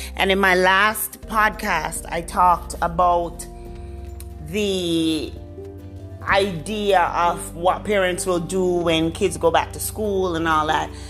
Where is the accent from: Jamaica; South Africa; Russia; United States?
Jamaica; I'm a Jamaican woman.